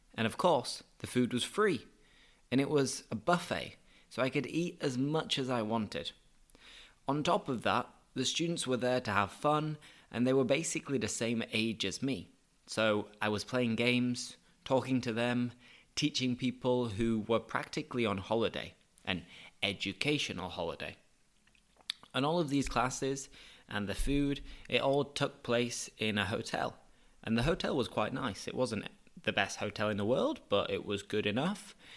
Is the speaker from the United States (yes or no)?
no; United Kingdom; moved away as an adult; also born or lived in La Línea, Spain; now in Seville, Spain